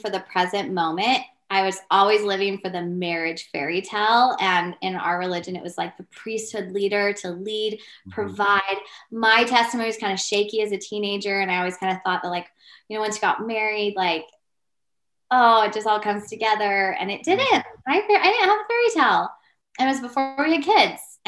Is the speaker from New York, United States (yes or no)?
no; Georgia, United States; moved away as an adult; also born or lived in Utah / Idaho; I moved from the South, from Georgia to Idaho very quickly, like day after graduation